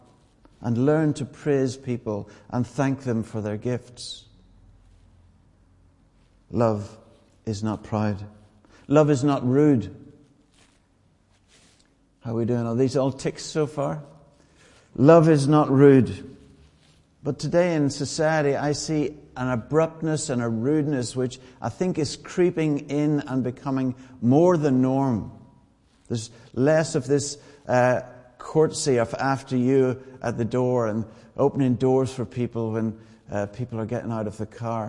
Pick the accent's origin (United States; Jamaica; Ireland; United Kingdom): Ireland; I'm Irish.